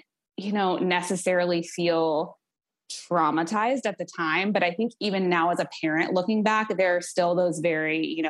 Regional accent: Portland, United States; moved away as an adult; also born or lived in North Carolina; I was born and raised in Portland, but moved to North Carolina for my husband to be in grad school.

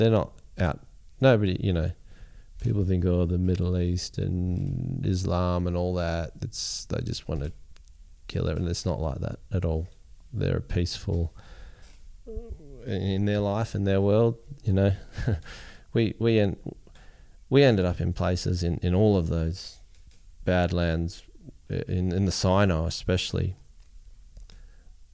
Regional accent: Australia; we're from Australia

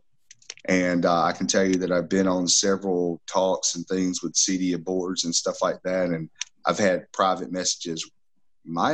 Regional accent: Southeastern U.S., United States; I'm from the Southeastern U.S.

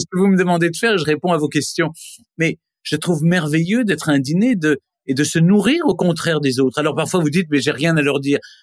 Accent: Nancy, Grand Est, France; also born or lived in Lyon; je suis né à Lyon. Ensuite, à, l'âge de 4 ans, on est parti à Nancy

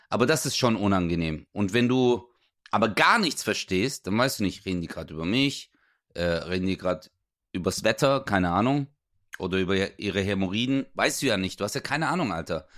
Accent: Greece; Ja, wobei, ich bin ja auch Grieche, ja, stimmt.

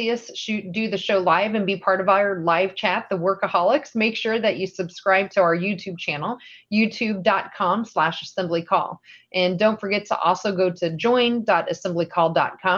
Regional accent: Huntingburg, Indiana, United States; now in Des Moines, United States; 231 went through my hometown in Huntingburg

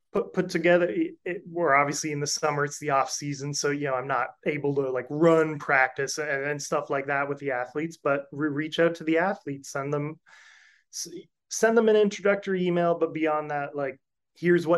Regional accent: Canada; moved away as an adult; also born or lived in Alabama; now in Coral Gables, United States; I know we're Canadian

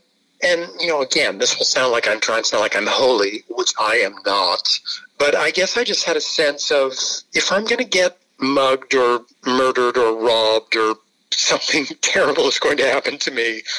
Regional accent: New York, United States; as a New Yorker

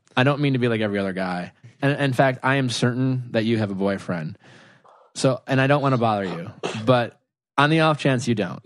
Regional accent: Milwaukee, Wisconsin, United States; growing up in Milwaukee

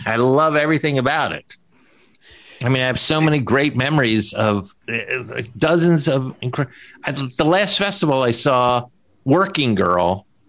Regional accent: Florida, United States; I grew up in Florida, right?

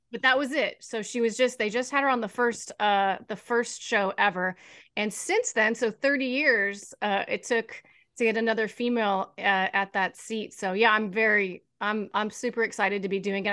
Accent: Kansas City, United States; also born or lived in New York; my hometown. I wasn't born here, but I've lived here since I was seven. So, basically my hometown

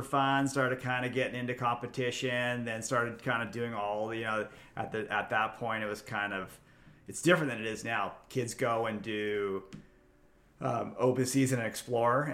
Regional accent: Fullerton, California, United States; also born or lived in Newport Beach, California; I grew up in Fullerton

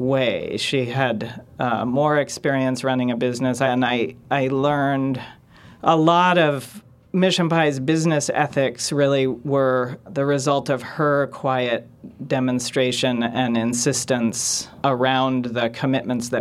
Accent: Bay Area, California, United States; I had been completely indoctrinated growing up in the Bay Area

